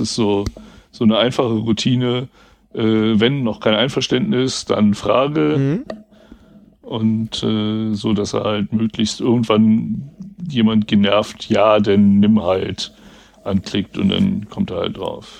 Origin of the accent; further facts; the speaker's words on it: West Germany, Germany; ich bin ja ein Wessi